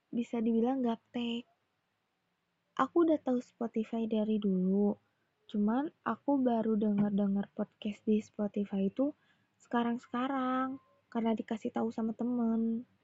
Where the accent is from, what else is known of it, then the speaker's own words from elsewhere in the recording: Bandung, West Java, Indonesia; Indonesian is a second language; kadang sih bahasa Indonesia aku tuh masih ada Sunda-Sundanya guys jadi aku orang Bandung aku asli di Bandung aku aku bisa bahasa Indonesia cuman nggak begitu apa ya nggak begitu lancar banget gitu